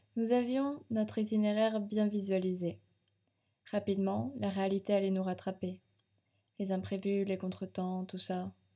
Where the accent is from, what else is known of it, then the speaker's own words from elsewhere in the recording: France; chez nous en France